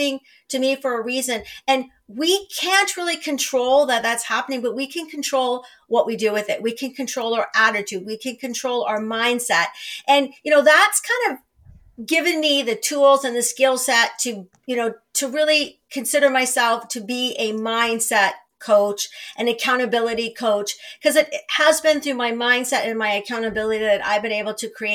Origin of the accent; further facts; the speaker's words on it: small Northern Ontario town, Canada; moved away as an adult; I moved home to a small Northern Ontario town